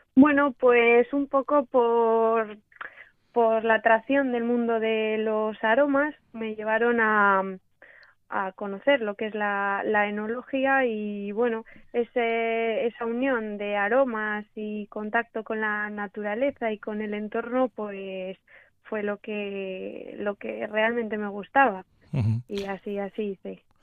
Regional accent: Cantabria, Spain; also born or lived in Australia / Argentina / La Rioja; en mi tierra, en mi casa. Eh, aquí en Cantabria

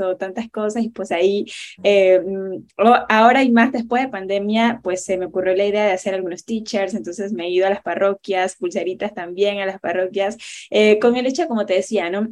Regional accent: Panama; soy panameña

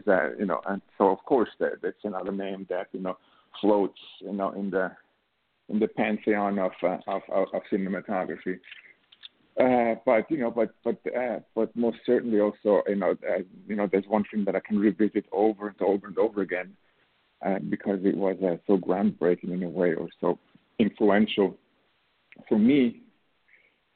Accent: Switzerland; moved away; also born or lived in New York; I was born and raised in Switzerland

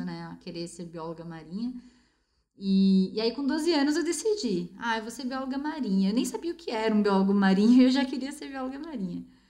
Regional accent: Bauru, São Paulo, Brazil; moved away as an adult; also born or lived in São Vicente, São Paulo; eu sou do interior, eu vim de Bauru.

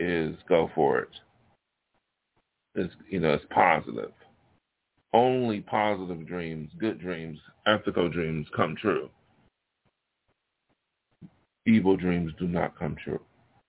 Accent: New York, United States; now in Hollywood, United States; New York is my home state

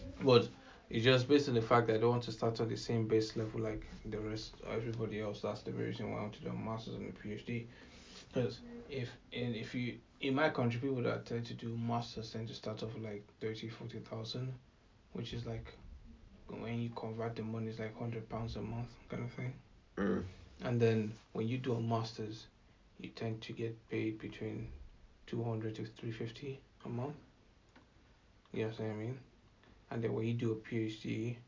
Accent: Nigeria; as a Nigerian

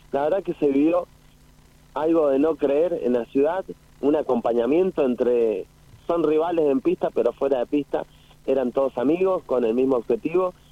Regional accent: San Rafael, Mendoza, Argentina; moved away; Yo nací en San Rafael

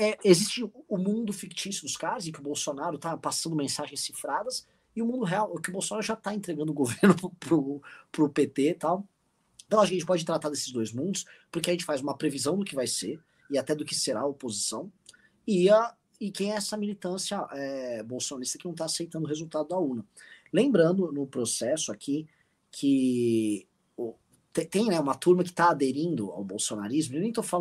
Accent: Brazil; Estamos cada um no seu respectivo hospício né? Porque se nós somos brasileiros, nós somos, obviamente, malucos.

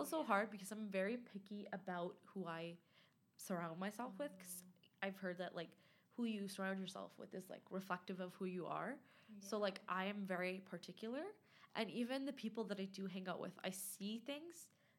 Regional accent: Afghanistan; So like I kind of want to go back home. So I'm from Afghanistan.

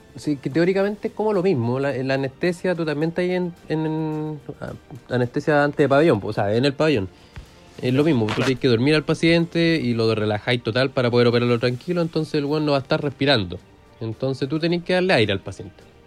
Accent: Curicó, Maule, Chile; moved away as an adult; now in Talca, Chile; yo soy de, bueno, oriundo de Curicó, de la República de Curicó. Llevo de años viviendo acá en Talca.

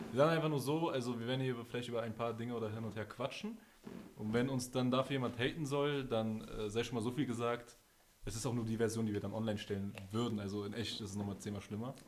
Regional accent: Berlin, Germany; wir sind aus Berlin

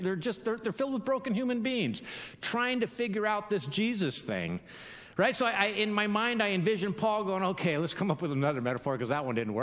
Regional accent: California, United States; I'm from California

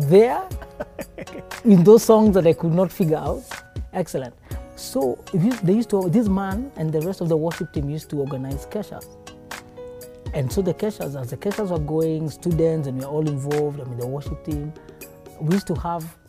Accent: Nyeri, Nyeri County, Kenya; I grew up in Nyeri Primary School

